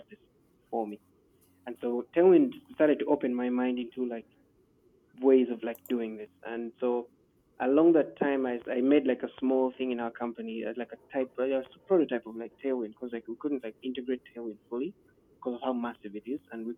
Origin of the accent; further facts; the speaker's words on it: Nigeria; I'm from Nigeria